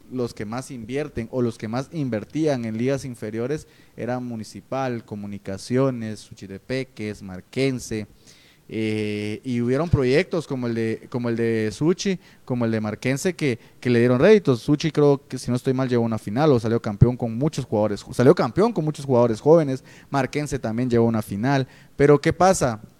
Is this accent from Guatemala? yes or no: yes; Guatemala; creo que lo olvidamos como típico Chapín y creo que es bueno volverlo a tocar para refrescar la memoria